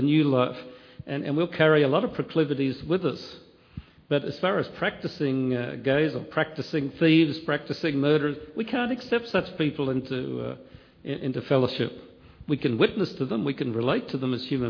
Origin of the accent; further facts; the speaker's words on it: Australia; I come from Australia